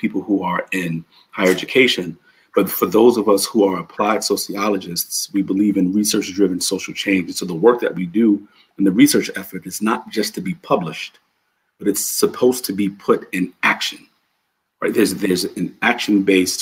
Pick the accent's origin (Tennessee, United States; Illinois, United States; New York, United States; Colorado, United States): New York, United States; New York City; also born or lived in Bronx; growing up in New York City, in Harlem, I lived in Harlem.